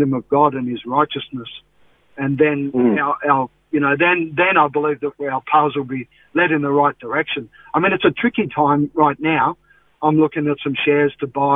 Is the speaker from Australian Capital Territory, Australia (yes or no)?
yes; Canberra, Australian Capital Territory, Australia; now in Melbourne, Australia; from Canberra originally